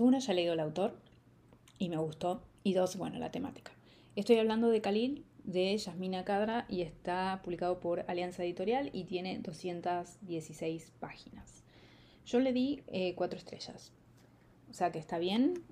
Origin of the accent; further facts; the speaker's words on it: Argentina; soy argentina